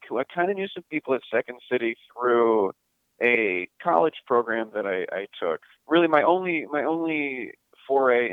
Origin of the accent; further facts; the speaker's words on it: Pittsburgh, Pennsylvania, United States; I grew up in Pittsburgh, Pennsylvania, in a non-entertainment family